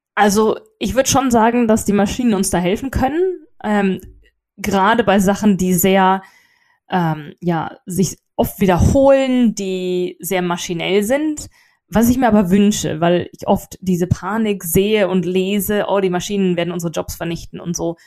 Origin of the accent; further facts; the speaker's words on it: Germany; also born or lived in England; now in United Kingdom; ich bin Deutsche